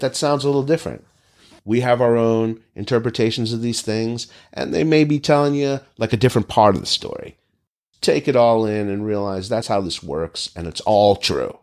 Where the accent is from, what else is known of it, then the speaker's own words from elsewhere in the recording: Northeast, United States; moved away; growing up in the Northeast